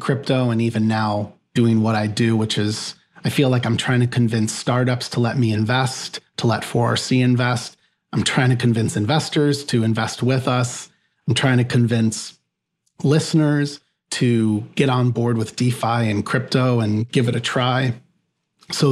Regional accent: near Chicago, Northwest Indiana, United States; I grew up in the Midwest. So I grew up near Chicago in a Northwest Indiana region

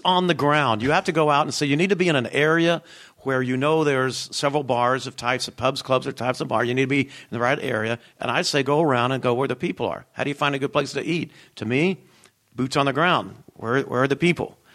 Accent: Knoxville, Tennessee, United States; moved away; also born or lived in Alabama; I'm originally from Knoxville, Tennessee.

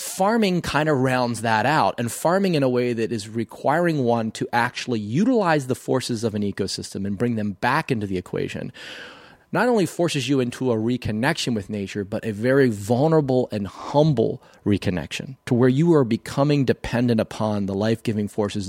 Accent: Maryland, United States; Growing up on the Eastern Shore of Maryland, knew nothing about soil

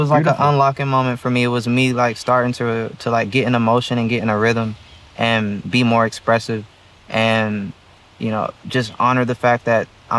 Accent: Atlanta, Georgia, United States; also born or lived in Baltimore; I come from Atlanta. I come from Baltimore.

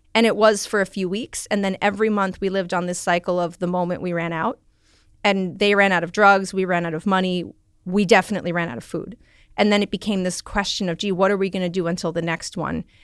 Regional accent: New York City, New York, United States; I grew up in the Bronx.

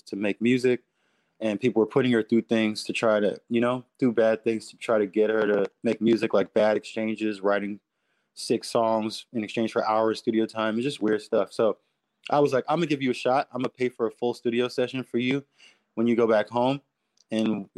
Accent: New York City, New York, United States; I'm from Queens

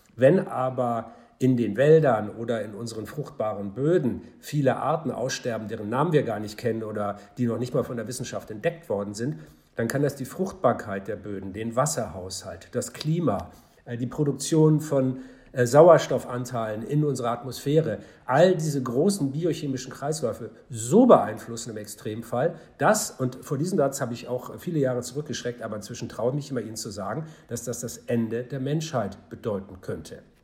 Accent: Hamburg, Germany; in meiner Heimatstadt Hamburg

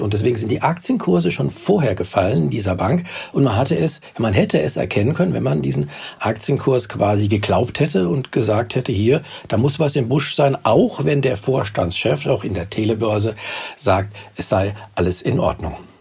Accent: Germany; bei uns in Deutschland

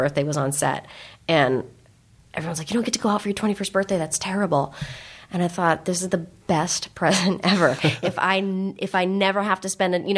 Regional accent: San Francisco, California, United States; now in Los Angeles, United States; I grew up in San Francisco, the Bay Area, and my parents grew up in San Francisco

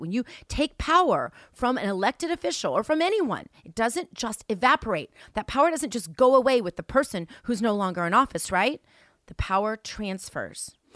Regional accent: St. Louis, Missouri, United States; now in Palm Beach, United States; I'm originally from Saint Louis, Missouri

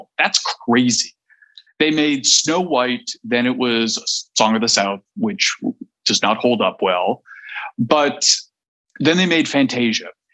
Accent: Canada; I'm Canadian

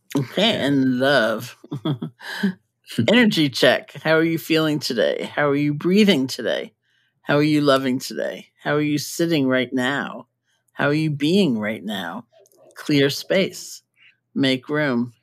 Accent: New York City, New York, United States; moved away; I grew up in New York

